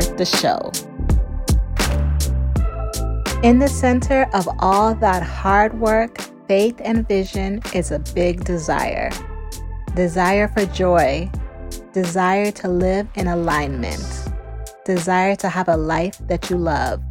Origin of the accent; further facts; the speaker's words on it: Chicago, Illinois, United States; I come from Ghanaian parents and grew up in the suburbs of Chicago.